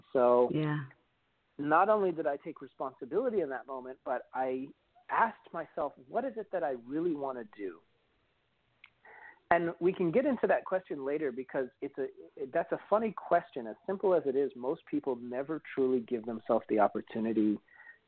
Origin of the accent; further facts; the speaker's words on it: Vermont, United States; moved away as an adult; also born or lived in New York City; I'm originally from Vermont. And I moved to New York City when I was in my very early 20s